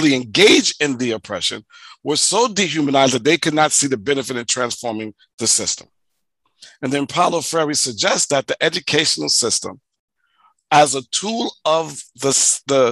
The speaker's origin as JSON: {"language": "English", "town": "New York City", "region": "New York", "country": "United States", "tie": "born or raised there", "said": "as an African-American growing up in the United States, living in Hollis, Queens, who was poor"}